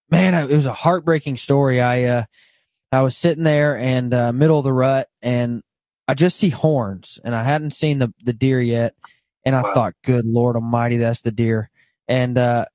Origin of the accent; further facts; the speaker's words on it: Arkansas, United States; moved away; also born or lived in Kansas; I grew up in Arkansas